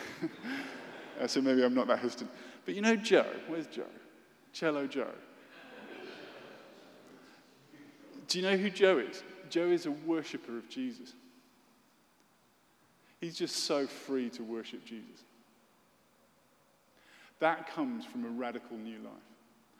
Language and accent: English; United Kingdom; as a British person